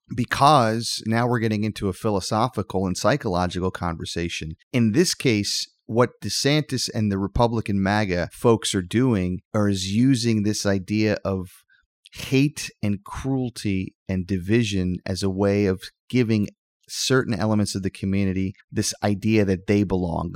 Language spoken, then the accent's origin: English; Florida, United States; my home state of Florida